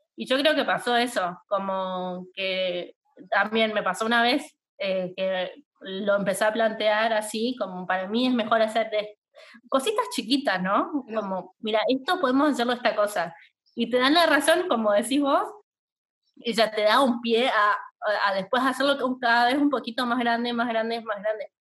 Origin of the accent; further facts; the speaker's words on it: Chaco, Argentina; moved away as an adult; also born or lived in Buenos Aires; nosotros somos de Chaco